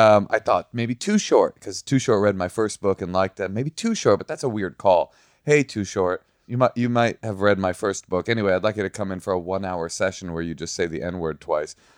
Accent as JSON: {"language": "English", "town": "Oakland", "region": "California", "country": "United States", "tie": "born or raised there", "said": "I grew up in Oakland"}